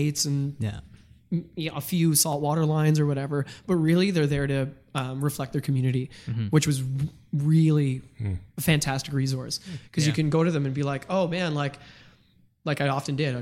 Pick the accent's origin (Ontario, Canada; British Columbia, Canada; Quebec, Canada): Ontario, Canada; Ottawa; moved away; growing up in Ottawa